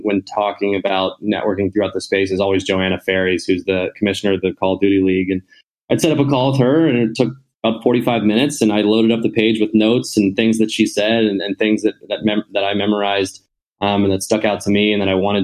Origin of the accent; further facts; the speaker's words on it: Baltimore, Maryland, United States; also born or lived in Mississippi; Born and raised in Baltimore, Maryland